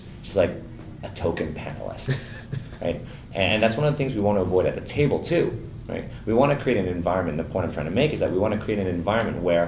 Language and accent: English; Toronto, Ontario, Canada; I grew up in the West End around High Park